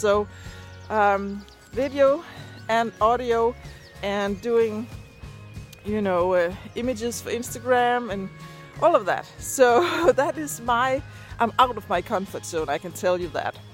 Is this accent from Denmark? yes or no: yes; Denmark; first language Danish; English is a second language; Danish is my first language